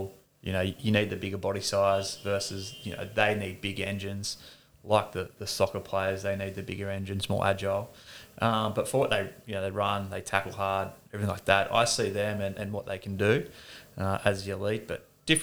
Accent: Lennox Head, New South Wales, Australia; moved away as an adult; also born or lived in Singleton, New South Wales / Hunter Valley / Victoria; when I was 7 or 8, moved to Lennox Head. So I call Lennox Head home, up near Byron Bay. That's where mum and dad are now. So I went to school up there

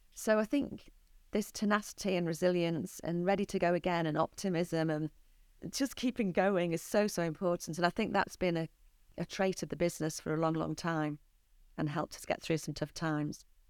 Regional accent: St Helens, North West England, United Kingdom; I grew up in Saint Helens

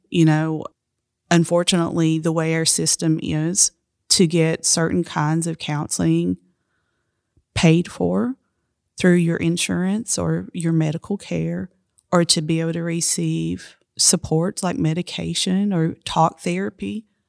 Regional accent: Appalachia, United States; I'm Appalachian

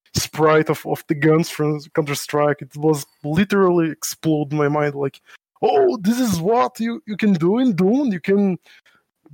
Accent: São Paulo, Brazil; English is a second language; I am from Brazil. I live in São Paulo, and that's my hometown

